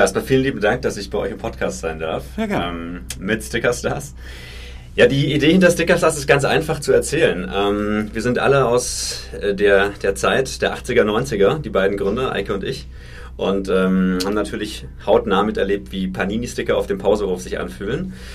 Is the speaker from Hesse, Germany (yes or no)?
no; Franconia, Bavaria, Germany; Also ich bin tatsächlich ein Kind vom Dorf, ich komme aus Franken.